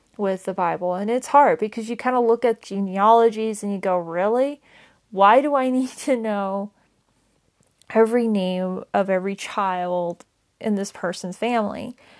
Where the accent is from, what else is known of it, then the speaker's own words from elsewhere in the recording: Powell, Wyoming, United States; now in Laramie, United States; I moved away from my hometown of Powell, Wyoming to Laramie, Wyoming a couple years ago